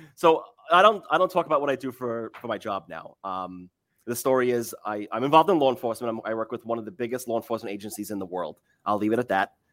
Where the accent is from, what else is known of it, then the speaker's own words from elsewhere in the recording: Lake Ronkonkoma, New York, United States; now in Westchester, United States; I live in Westchester. I grew up on Long Island